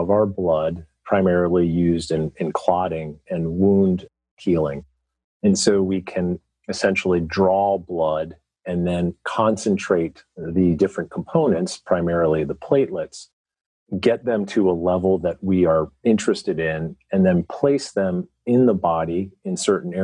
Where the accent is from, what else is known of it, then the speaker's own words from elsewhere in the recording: Philadelphia, Pennsylvania, United States; I'm from the Philadelphia area